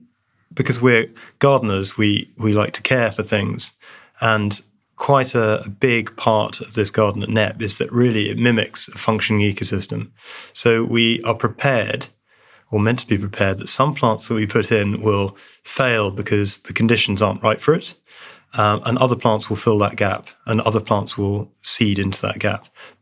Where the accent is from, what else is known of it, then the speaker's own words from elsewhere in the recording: East of England, United Kingdom; I grew up in North Essex, South Suffolk, where everything was very flat.